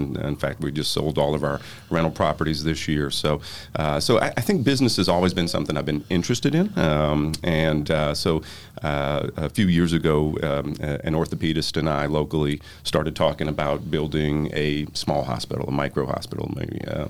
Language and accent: English; New Orleans, Louisiana, United States; I'm from New Orleans